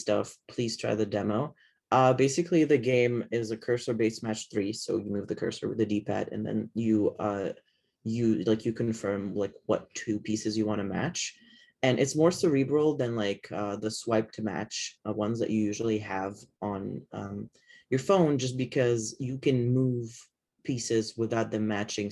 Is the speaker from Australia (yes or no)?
no; Lebanon; moved away; I come from Lebanon, which is technically a third world country.